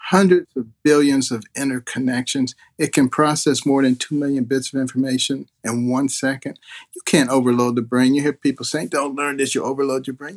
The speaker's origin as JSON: {"language": "English", "country": "United States", "tie": "born or raised there", "also_born_or_lived": "Detroit, Michigan / Boston, Massachusetts", "said": "when I was growing up in Detroit and Boston"}